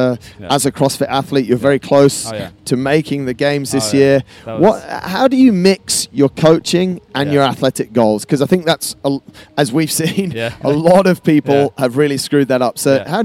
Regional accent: Yorkshire and the Humber, United Kingdom; now in Dubai, United Arab Emirates

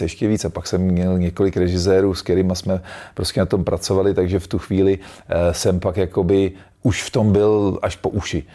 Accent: Czechia; jsem hrdej na to, že jsem Čech

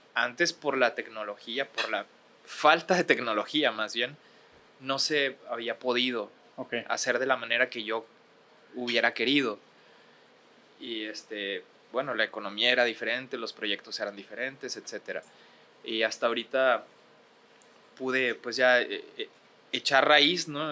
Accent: Ciudad Juárez, Chihuahua, Mexico; accent: Juárez; moved away as an adult; also born or lived in Acapulco / Mexico City / Monterrey; tengo el acento de Juárez

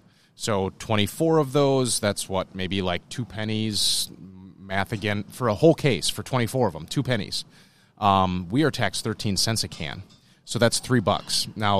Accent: Wisconsin, United States; we're from Wisconsin

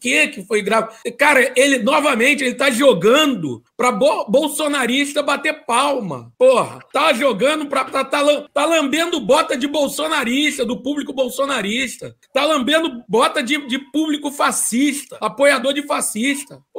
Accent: Rio de Janeiro, Brazil; com todo respeito aos paulistas, mas sou carioca.

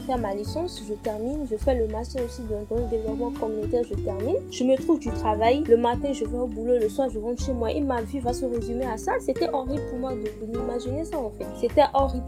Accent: Benin; Je suis béninoise

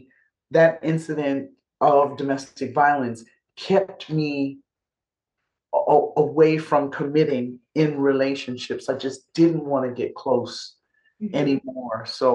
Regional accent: New York, United States; I'm a New Yorker

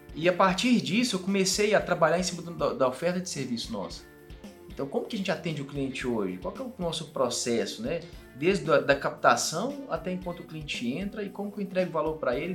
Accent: Patos de Minas, Minas Gerais, Brazil; moved away as an adult; also born or lived in Belo Horizonte; eu sou de Patos de Minas, igual você falou, entrei na universidade lá

